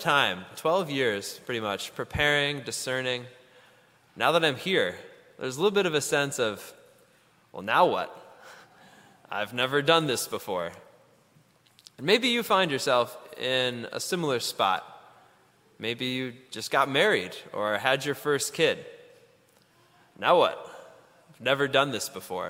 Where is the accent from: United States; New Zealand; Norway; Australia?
United States; Ann Arbor, Michigan; I grew up down in Ann Arbor, Michigan